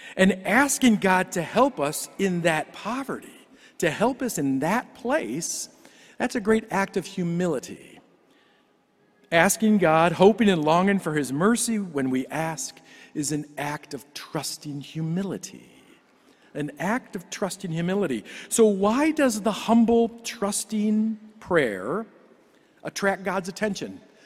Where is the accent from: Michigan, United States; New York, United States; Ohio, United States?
Ohio, United States; Cleveland; I grew up in Cleveland